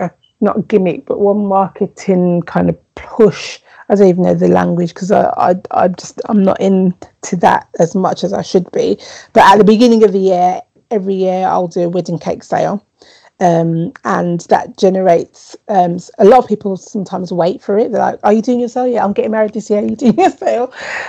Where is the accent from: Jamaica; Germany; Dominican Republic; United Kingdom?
Jamaica; And I was like, I'm from Jamaica.